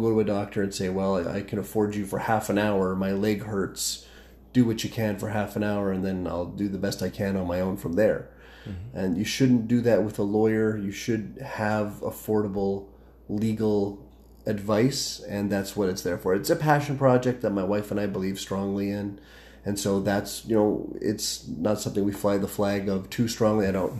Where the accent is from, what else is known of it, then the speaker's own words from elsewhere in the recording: Calgary, Alberta, Canada; also born or lived in Fort McMurray; born and raised in Calgary